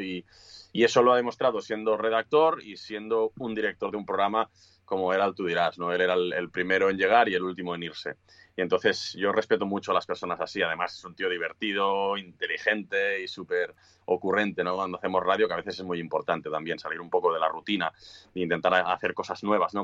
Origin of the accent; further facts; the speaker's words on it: Sabadell, Catalonia, Spain; also born or lived in Cinctorres; somos muchos de Sabadell